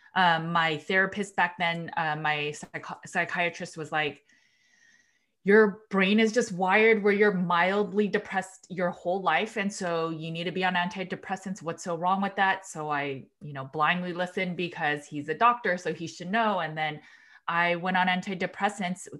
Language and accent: English; Los Angeles, California, United States; also born or lived in Berkeley, California; I am from Los Angeles, California, and then I went to, uh, University of California, Berkeley